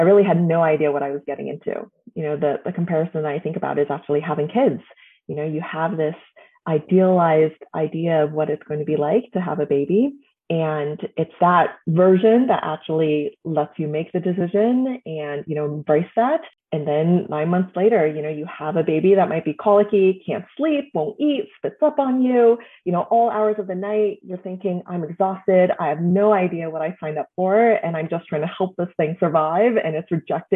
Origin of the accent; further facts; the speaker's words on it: California, United States; also born or lived in China; was lucky enough to move to California and grew up there